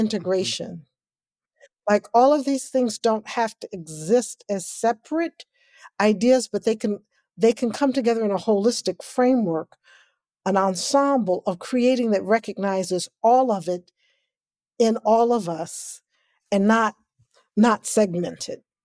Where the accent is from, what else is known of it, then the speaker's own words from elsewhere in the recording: Kansas City, Missouri, United States; I grew up in Kansas City, Missouri, and what people call the inner city